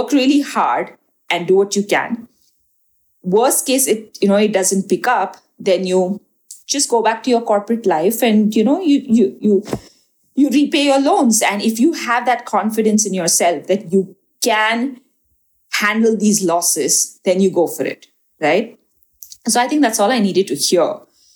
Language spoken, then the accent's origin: English; Kundapur, Karnataka, India; in my family, you know, I come from Kundapur, which is a small, like a village, you know, somewhere further down from Mangalore